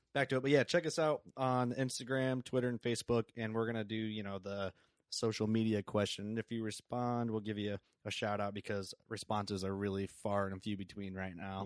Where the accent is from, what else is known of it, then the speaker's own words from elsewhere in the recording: Sherrard, Illinois, United States; we're on exact opposites of the Quad Cities, basically, in Sherrard